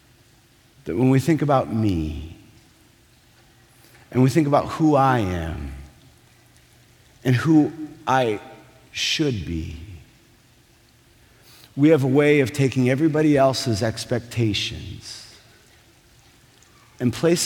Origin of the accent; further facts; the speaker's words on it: Minnesota, United States; I'm from Minnesota.